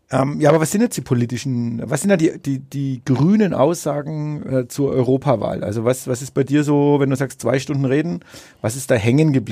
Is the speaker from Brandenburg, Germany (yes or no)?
no; Bad Windsheim, Bavaria, Germany; hier In meiner Heimatstadt Bad Windsheim.